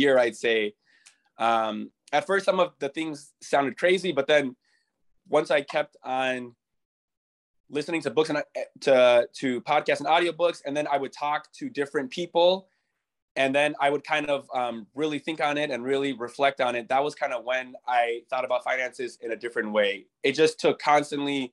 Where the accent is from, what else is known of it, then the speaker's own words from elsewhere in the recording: Chicago, Illinois, United States; moved away as an adult; I'm originally from Chicago, Illinois